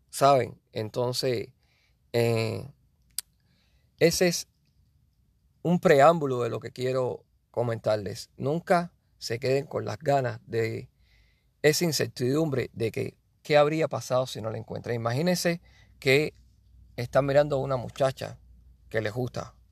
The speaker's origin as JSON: {"language": "Spanish", "country": "Cuba", "said": "Yo soy de Cuba y yo quería ser pelotero"}